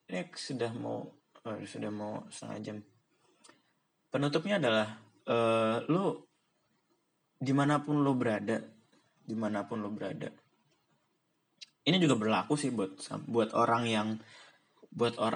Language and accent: Indonesian; Bekasi, West Java, Indonesia; born there; karena gue malas menceritakan bahwa gue pernah tinggal di Bekasi dan gue gue lahir di Bekasi